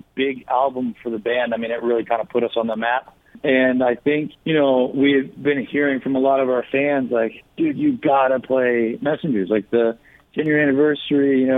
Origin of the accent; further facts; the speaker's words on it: South Carolina, United States; also born or lived in New Jersey; now in Pennsylvania, United States; I was born in Jersey. I moved down and lived most of my life, my childhood and teen years, in South Carolina